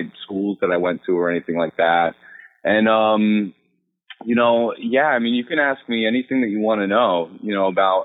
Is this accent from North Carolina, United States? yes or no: yes; Salisbury, North Carolina, United States; now in New York City, United States; I'm from Salisbury, North Carolina, from a small town.